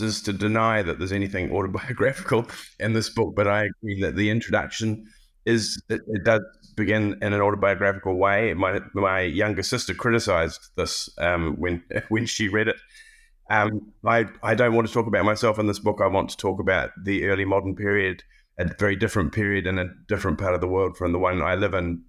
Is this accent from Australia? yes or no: no; New Zealand; moved away as an adult; also born or lived in Cambridge, United Kingdom / Pittsburgh, United States; I have always, as a New Zealander, engaged with British history from the outside. My, uh, initial education, uh, was not British